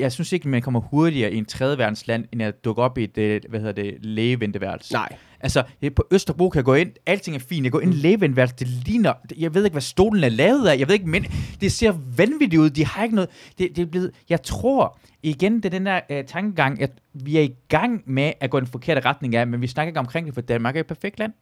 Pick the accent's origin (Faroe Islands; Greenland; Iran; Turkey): Iran; now in Denmark; jeg er fra Iran af